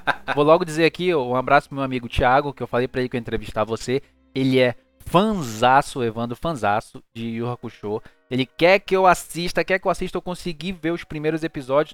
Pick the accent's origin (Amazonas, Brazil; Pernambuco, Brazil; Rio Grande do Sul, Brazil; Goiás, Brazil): Amazonas, Brazil; Manaus; eu sou de Manaus